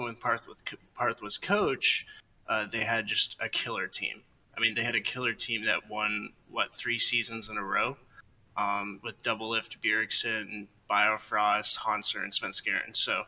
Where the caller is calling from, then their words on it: Fable, North Carolina, United States; I'm calling from Fable, North Carolina.